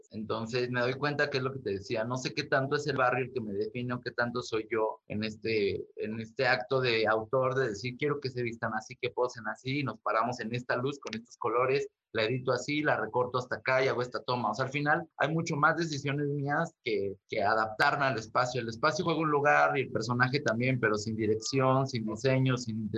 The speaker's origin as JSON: {"language": "Spanish", "country": "Mexico", "said": "yo me considero un artista mexicano con una mirada global, con intenciones galácticas"}